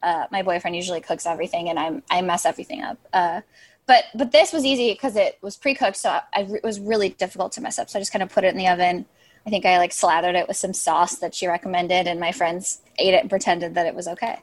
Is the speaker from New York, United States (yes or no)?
no; Chicago, Illinois, United States; I'm from Chicago, I'm from the suburbs